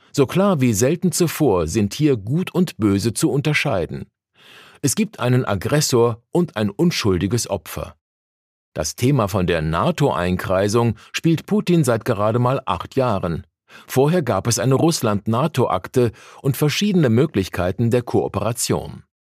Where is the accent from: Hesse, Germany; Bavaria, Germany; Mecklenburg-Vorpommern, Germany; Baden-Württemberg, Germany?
Mecklenburg-Vorpommern, Germany; Rostock; moved away as an adult; now in Berlin, Germany; Ich komme aus Mecklenburg-Vorpommern, aus Rostock, wo ich viele Jahre evangelischer Pastor war